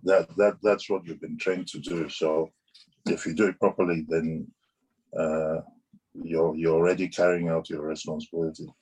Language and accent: English; Ibadan, Oyo, Nigeria; moved away; also born or lived in London, United Kingdom; we were growing up in Ibadan, we had all those small planes flying